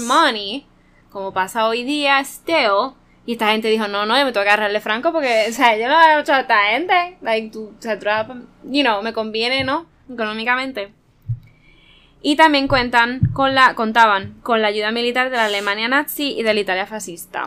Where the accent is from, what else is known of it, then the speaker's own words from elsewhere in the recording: Puerto Rico; nosotros como boricuas